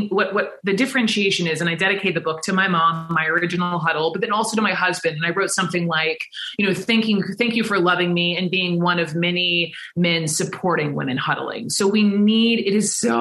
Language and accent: English; Atlanta, Georgia, United States; I was growing up in Atlanta